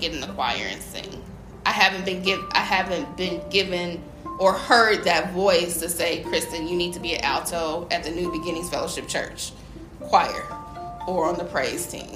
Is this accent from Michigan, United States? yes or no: yes; Detroit, Michigan, United States; moved away; also born or lived in Cleveland, Ohio / Indianapolis, Indiana; I was in Detroit growing up